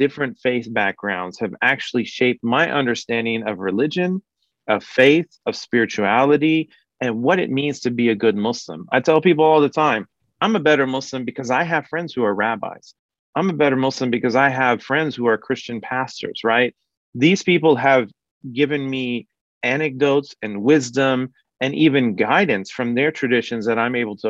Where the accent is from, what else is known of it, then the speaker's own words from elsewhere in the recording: Kansas City, Kansas, United States; I was born in 1983 in Kansas City, Kansas